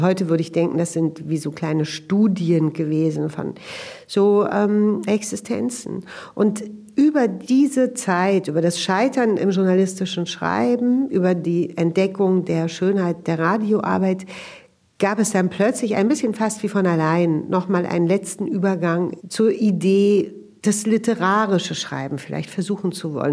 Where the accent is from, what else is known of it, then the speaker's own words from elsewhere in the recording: Berlin, Germany; Ich bin ähm, in Westberlin aufgewachsen, in dem Arbeiterbezirk Neukölln in den 70er Jahren.